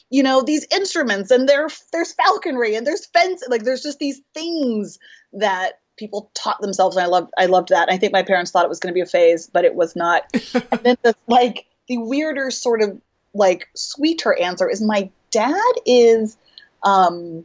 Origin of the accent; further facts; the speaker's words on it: Corpus Christi, Texas, United States; moved away as an adult; also born or lived in Washington State; now in Los Angeles, United States; I grew up in Corpus Christi, Texas